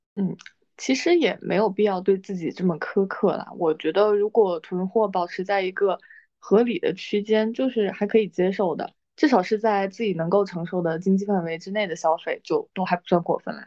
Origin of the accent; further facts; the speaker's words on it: northern China, China; moved away as an adult; also born or lived in Guangdong; 我在北方长大的时候